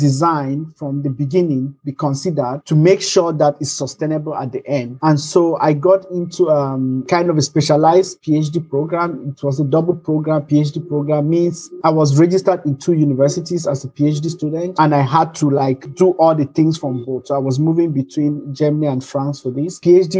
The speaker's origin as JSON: {"language": "English", "country": "Nigeria", "also_born_or_lived": "Cameroon", "said": "So I'm Nigerian. I was born in Cameroon, so my parents were there, and I grew up with a big family."}